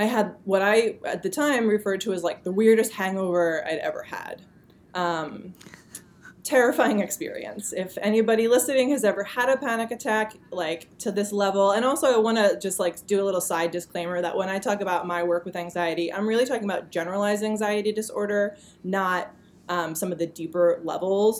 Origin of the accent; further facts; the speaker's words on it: New Jersey, United States; also born or lived in Boulder, Colorado; now in New York, United States; I'm originally from New Jersey